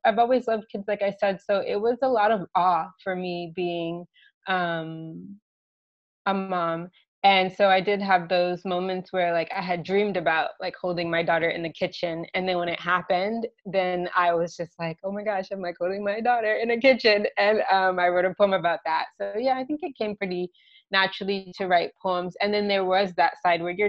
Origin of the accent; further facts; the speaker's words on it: Virginia, United States; moved away as an adult; now in Poland; I was raised in Virginia, and most of my family lives in Washington, D.C. right now.